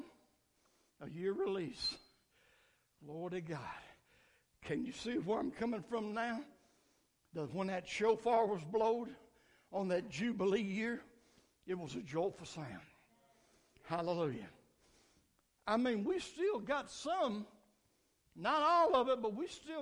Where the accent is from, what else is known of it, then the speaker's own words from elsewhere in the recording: United States; I celebrated July 4th as American